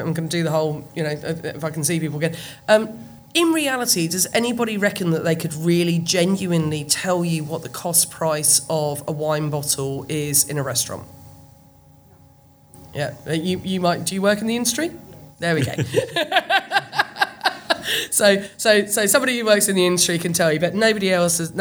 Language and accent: English; United Kingdom; We're British